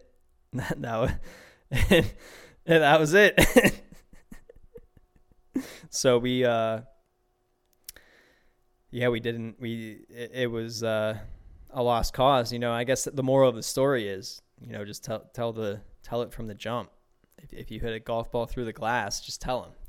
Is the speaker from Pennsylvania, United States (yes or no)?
yes; Pittsburgh, Pennsylvania, United States; growing up in Pittsburgh